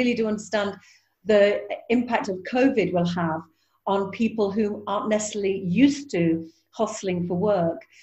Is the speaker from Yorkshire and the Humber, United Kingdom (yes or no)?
yes; Yorkshire and the Humber, United Kingdom; being a Yorkshire woman